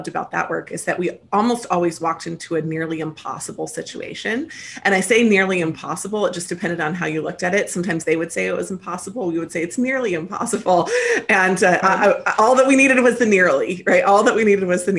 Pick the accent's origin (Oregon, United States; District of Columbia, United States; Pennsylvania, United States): Pennsylvania, United States; Lancaster; moved away as an adult; also born or lived in Memphis, Tennessee / Virginia / New York City; now in California, United States; I was raised on the East Coast in the United States, mostly in Lancaster, Pennsylvania, although I was born in the South in Memphis, Tennessee